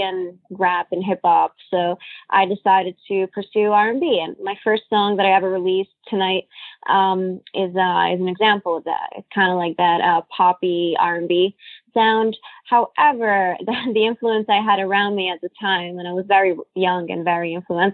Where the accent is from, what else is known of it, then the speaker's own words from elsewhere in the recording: Italy; also born or lived in Cannes, France / Monte Carlo, Monaco / Washington, D.C., United States; now in New York, United States; I was born in Italy, actually, but I grew up bilingual.